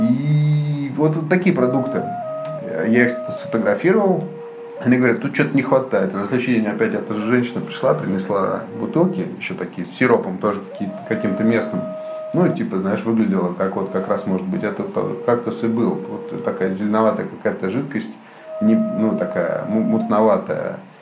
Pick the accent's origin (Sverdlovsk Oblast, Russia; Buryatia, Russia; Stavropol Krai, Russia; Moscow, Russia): Moscow, Russia; moved away as an adult; also born or lived in London; now in Saint Petersburg, Russia; Я москвич